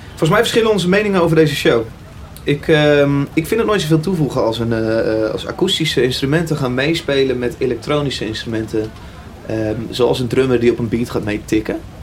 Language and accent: Dutch; Utrecht, Netherlands; En ik kom uit Utrecht.